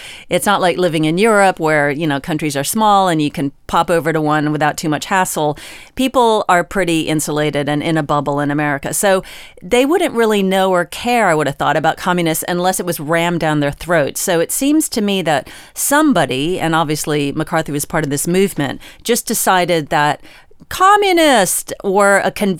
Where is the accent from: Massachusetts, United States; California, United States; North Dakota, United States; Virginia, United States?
Virginia, United States; You know, I am from Virginia. Did you know that? I'm not from West Virginia. That is a different state.